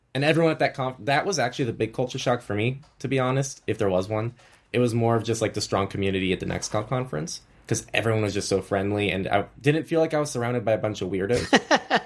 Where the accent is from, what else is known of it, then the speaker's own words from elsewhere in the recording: United States; coming from the U S, I think my standards are a little bit different